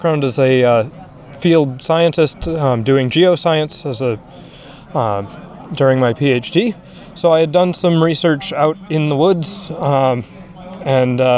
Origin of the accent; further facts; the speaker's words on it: Minnesota, United States; as a Minnesotan